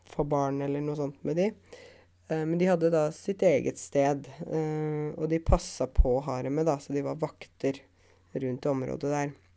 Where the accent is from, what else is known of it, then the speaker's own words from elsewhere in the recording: Norway; jeg kommer fra Norge